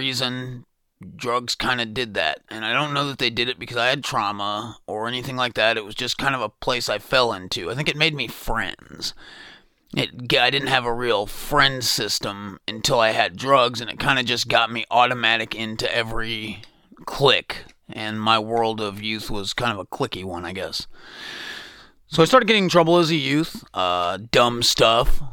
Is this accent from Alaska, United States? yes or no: no; Bloomington, Indiana, United States; I was born in Bloomington, had an absolutely wonderful childhood